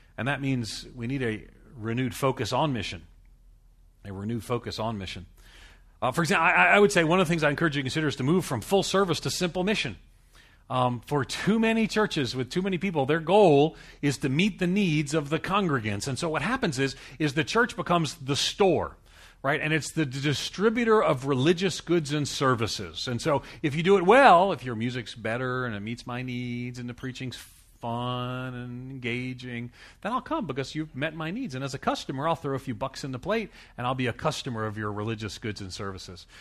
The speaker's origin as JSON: {"language": "English", "area": "Long Island", "region": "New York", "country": "United States", "moved": "yes", "said": "I come from, I'm from Long Island, New York City"}